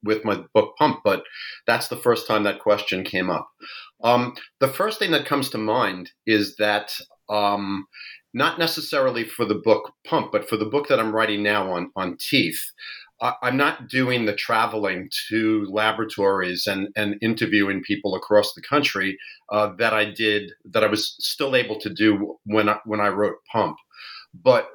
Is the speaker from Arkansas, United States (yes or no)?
no; New York, United States; I am born and raised in New York.